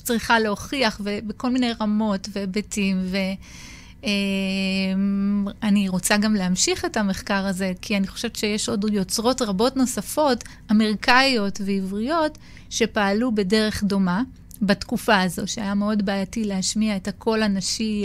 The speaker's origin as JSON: {"language": "Hebrew", "town": "Acre", "region": "Northern District", "country": "Israel", "tie": "born or raised there", "said": "אני ילידת עכו"}